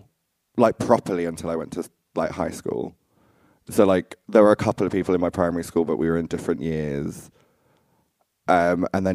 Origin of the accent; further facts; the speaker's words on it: Essex, East of England, United Kingdom; I grew up in Essex. It's not too far from London